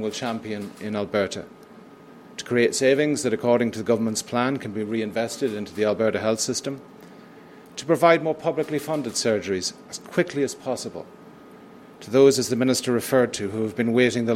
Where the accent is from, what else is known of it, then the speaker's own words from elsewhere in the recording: United Kingdom; moved away as an adult; also born or lived in Manitoba / British Columbia / Ontario; now in Canada; as my accent is a giveaway, in the United Kingdom.